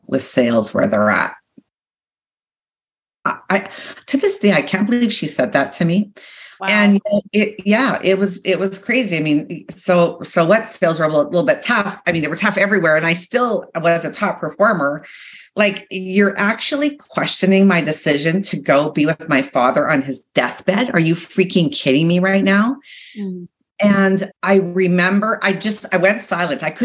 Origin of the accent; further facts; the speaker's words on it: Regina, Saskatchewan, Canada; moved away as an adult; I had left where I grew up, which was Saskatchewan, Regina